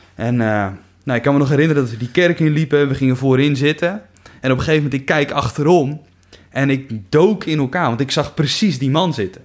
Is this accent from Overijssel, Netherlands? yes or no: yes; Kuinre, Overijssel, Netherlands; now in Veenendaal, Netherlands; Ik kom uit Kuinderen